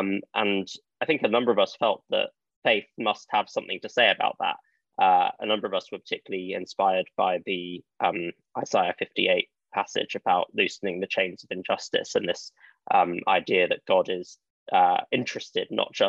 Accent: China; But I think growing up in China and being in the church there meant that I encountered a very real and active form of faith

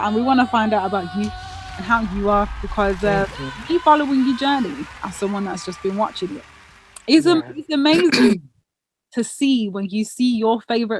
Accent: Birmingham, West Midlands, United Kingdom; I'm from Birmingham and I like to big up my Birmingham people.

